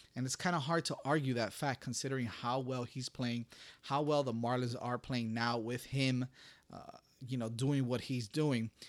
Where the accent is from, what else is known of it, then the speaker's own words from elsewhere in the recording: Miami, Florida, United States; my hometown is getting some recognition